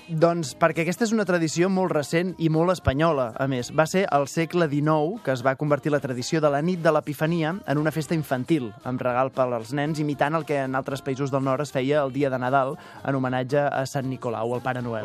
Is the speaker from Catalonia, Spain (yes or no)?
yes; Canet de Mar, Catalonia, Spain; al meu poble, Canet de Mar